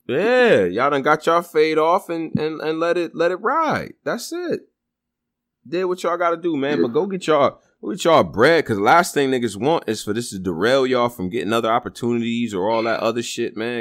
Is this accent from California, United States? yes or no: no; Rochester, New York, United States; I'm from Rochester.